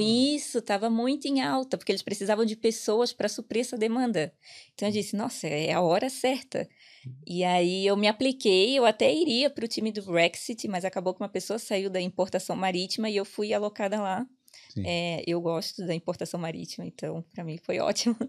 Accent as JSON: {"language": "Portuguese", "town": "Itajaí", "region": "Santa Catarina", "country": "Brazil", "accent": "peixeiro", "moved": "as an adult", "lives_now": "Ireland", "said": "eu sou de Itajaí, Santa Catarina, então é uma cidade portuária."}